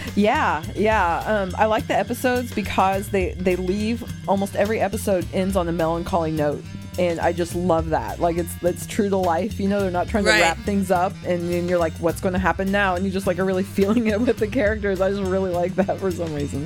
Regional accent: United States; I'm American

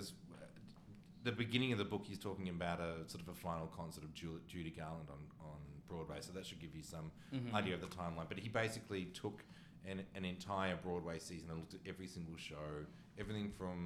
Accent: Australia; I, as an Australian

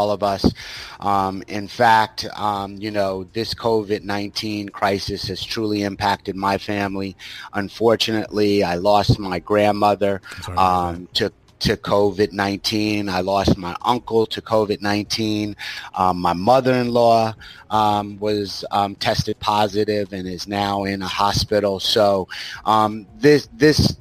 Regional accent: Greenburgh, New York, United States; I grew up in Westchester County in New York City, in a very small town called Greenberg, New York

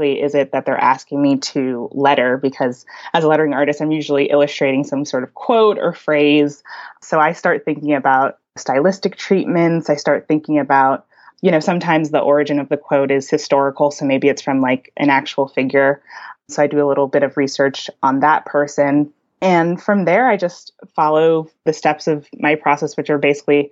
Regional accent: White Plains, New York, United States; moved away as an adult; now in Brooklyn, United States; I grew up in White Plains, New York, suburban kid all the way. Even though I'm in Brooklyn now and I've been here for a few years

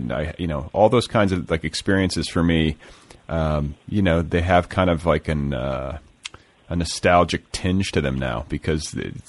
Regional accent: Carmel, Indiana, United States; moved away as an adult; I went to junior high and high school in Carmel, which is north of the city.

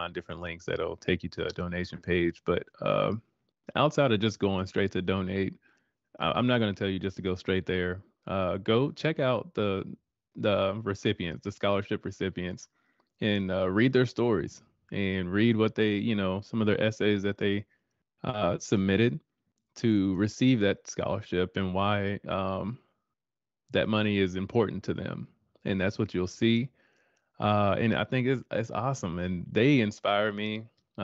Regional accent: Denton, Texas, United States; moved away; my hometown of Denton, Texas

